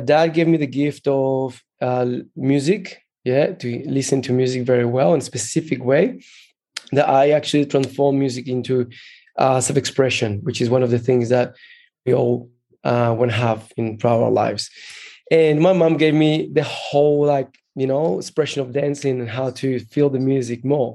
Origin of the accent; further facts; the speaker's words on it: Brazil; moved away as an adult; also born or lived in Colombia / Rio de Janeiro, Brazil; now in Australia; I was born in Colombia and then grew up in Brazil